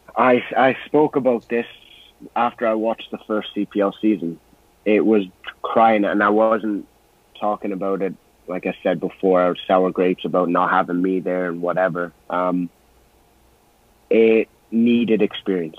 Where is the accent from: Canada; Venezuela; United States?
Canada; I'm Canadian